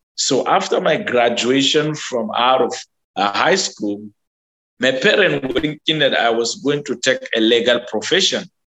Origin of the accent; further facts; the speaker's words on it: Nigeria; one of the church that I grew up in, that is the United Methodist Church in Ukai